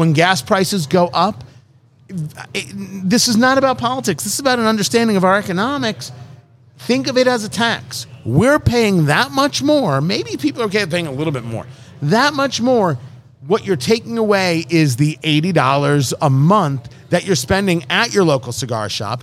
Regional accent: United States; I'm an American.

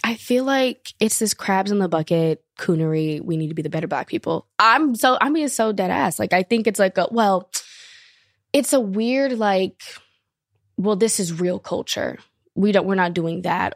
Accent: Long Beach, California, United States; also born or lived in France; I'm from Long Beach, California

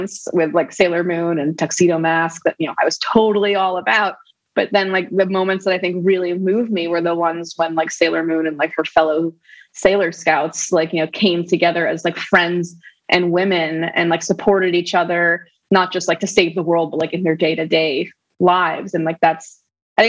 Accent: New York City, New York, United States; I grew up in New York City, in Manhattan, Upper West Side

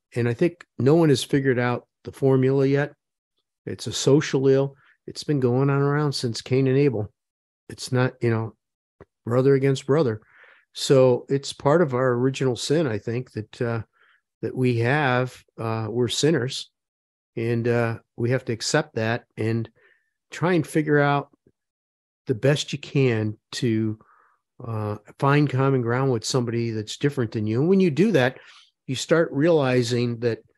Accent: Parma, Ohio, United States; where I grew up in Parma, there was ethnic hate

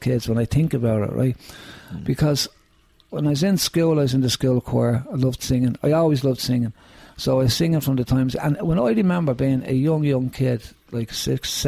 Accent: Dublin, Leinster, Ireland; I grew up in Finglas West here

